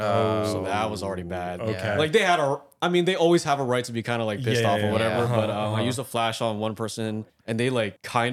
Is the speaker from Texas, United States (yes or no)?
no; Daly City, California, United States; moved away as an adult; now in New York, United States; 3 generations in my hometown, a Filipino immigrant, because Daly City is the number 2 Filipino population in the world.